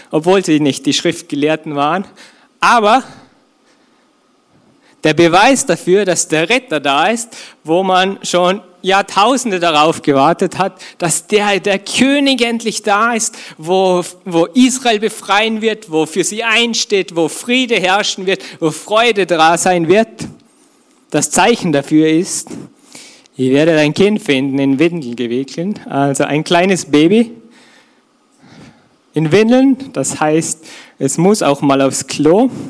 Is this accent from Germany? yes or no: no; Austria; Bei uns in Österreich wird man wahrscheinlich eh, kennt man eher den Almhirten